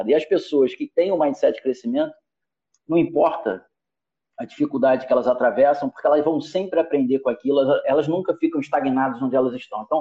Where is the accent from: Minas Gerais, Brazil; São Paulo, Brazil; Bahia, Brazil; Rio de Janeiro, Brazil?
Rio de Janeiro, Brazil; carioca, eu costumo dizer que a minha